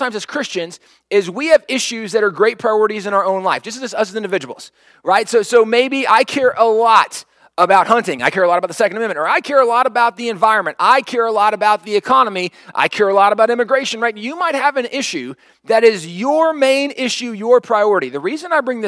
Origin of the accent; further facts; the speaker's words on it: United States; as an American, where we stand as Americans